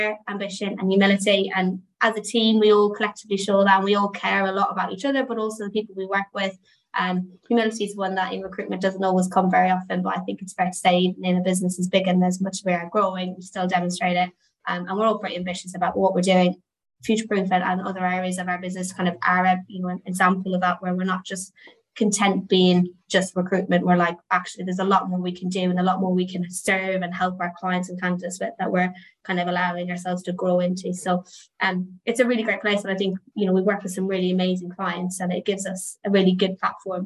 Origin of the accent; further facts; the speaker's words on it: Ireland; I am Irish